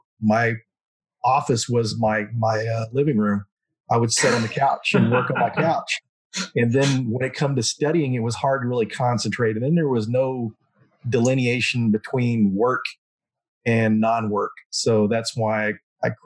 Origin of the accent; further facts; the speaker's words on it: Denton, Texas, United States; now in Dallas, United States; Denton is my hometown. That's where I grew up